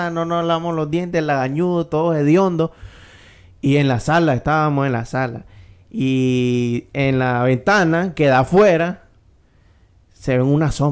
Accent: Managua, Nicaragua; nosotros también somos unos majes de Monseñor Lescano

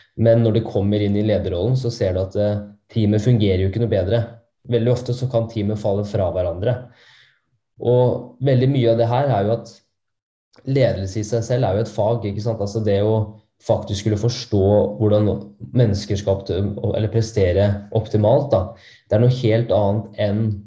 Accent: Norway; oss nordmenn

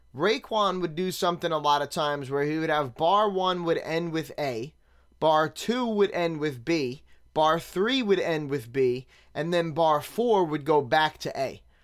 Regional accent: New York City, New York, United States; Growing up in Staten Island in the nineties

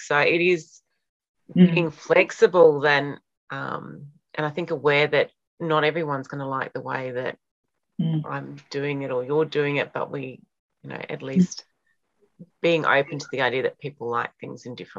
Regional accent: Victoria, Australia; now in Northern Territory, Australia; my growing up in Victoria, where it was so separated.

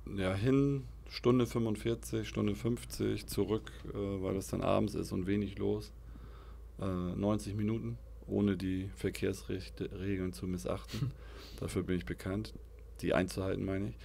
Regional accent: Altenholz, Schleswig-Holstein, Germany; Ich bin Aufschlager Jung. Bin groß geworden in Aufschlag.

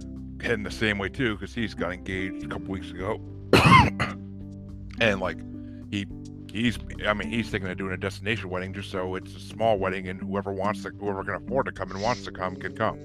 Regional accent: mid-state New York, United States; now in Massachusetts, United States; I'm not originally from Massachusetts. I'm originally from New York, like mid-state New York. So we have no accents over there, really

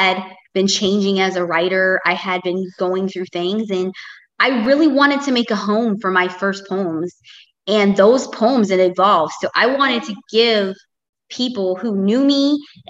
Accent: Tampa, Florida, United States; I've been born and raised, I'm still here in Tampa, Florida

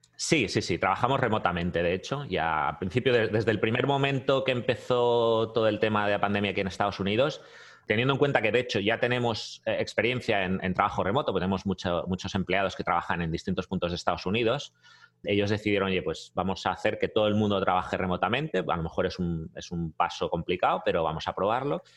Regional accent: Barcelona, Catalonia, Spain; moved away as an adult; now in United States; Sí, sí, soy catalán, soy de Barcelona.

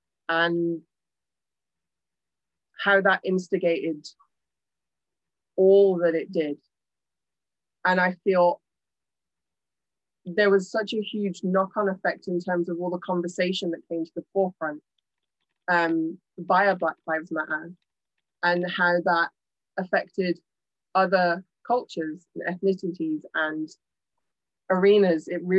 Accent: India; Yeah, as a fellow Indian, I also love.

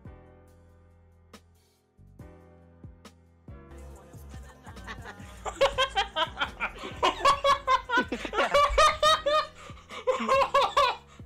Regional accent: United States; we're American

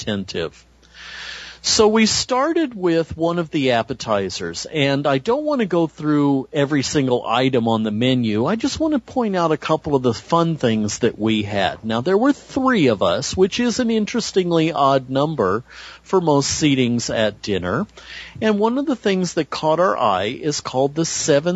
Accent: California, United States; I'm the Californian

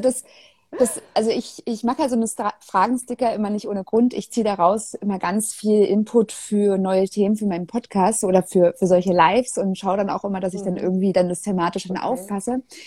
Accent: Germany; als Deutsche

